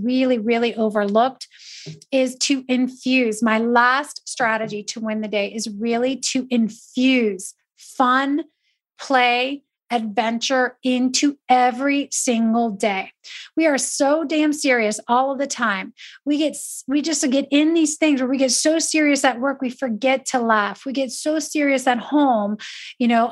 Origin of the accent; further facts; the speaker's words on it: Italy; moved away; I grew up in Italy